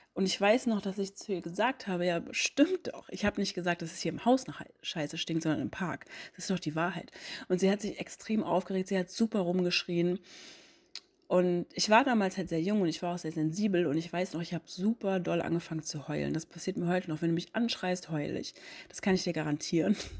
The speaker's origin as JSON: {"language": "German", "region": "Hamburg", "country": "Germany", "said": "ich bin Mitte 30 und ich komme ursprünglich aus Hamburg."}